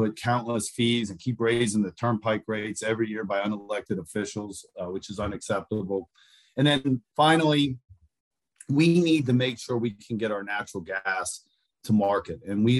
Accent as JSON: {"language": "English", "town": "Aliquippa", "region": "Pennsylvania", "country": "United States", "said": "I'm from Aliquippa, Pennsylvania, which is an old steel town, and we have a history of growing tough people."}